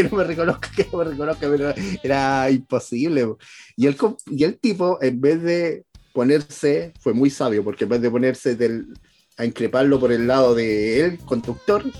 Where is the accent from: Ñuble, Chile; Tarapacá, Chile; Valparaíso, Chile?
Valparaíso, Chile; uno que es de Valparaíso